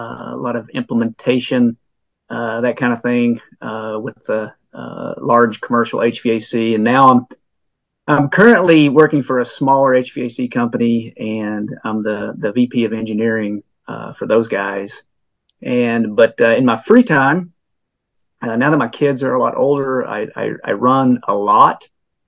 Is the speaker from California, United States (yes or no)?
no; Western North Carolina, United States; moved away as an adult; also born or lived in Orlando, Florida / Colorado; now in Georgia, United States; I grew up in Western North Carolina.